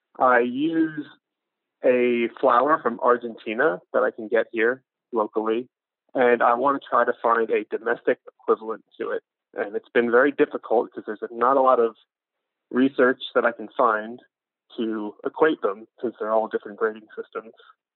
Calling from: Atlanta, Georgia, United States; I'm calling from Atlanta, Georgia.

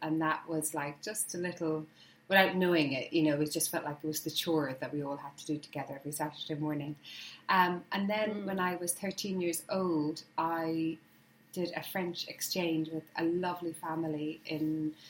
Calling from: South East England, United Kingdom; I'm in Hampshire in the countryside.

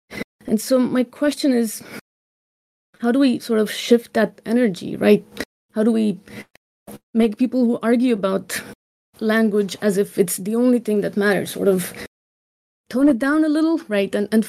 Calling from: San Diego, California, United States

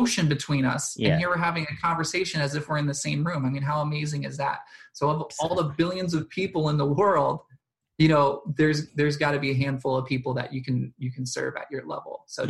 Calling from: Delaware, United States; I'm in Delaware in the United States

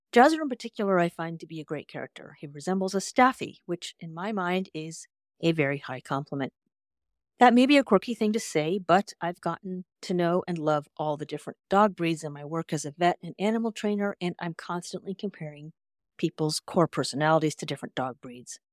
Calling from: California, United States; I'm calling in from California

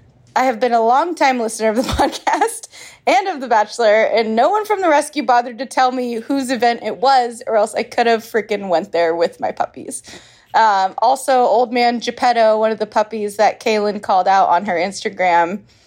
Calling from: San Diego, California, United States; I'm hailing from San Diego, part of the San Diego crew.

